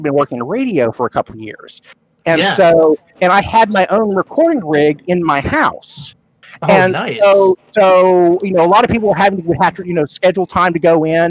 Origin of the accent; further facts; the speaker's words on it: Sand Springs, Oklahoma, United States; I grew up in Oklahoma.